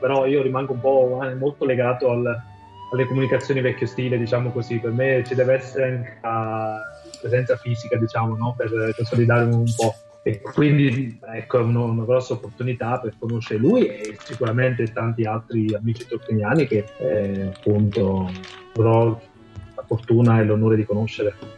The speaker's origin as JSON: {"language": "Italian", "region": "Campania", "country": "Italy", "tie": "born or raised there", "moved": "as an adult", "said": "la mia terra di origine, che è la Campania"}